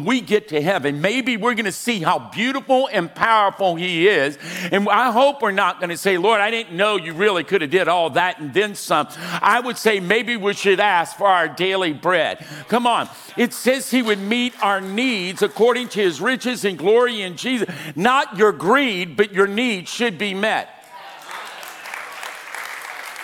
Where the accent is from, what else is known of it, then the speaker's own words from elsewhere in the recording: Louisiana, United States; now in California, United States; I'm from Louisiana.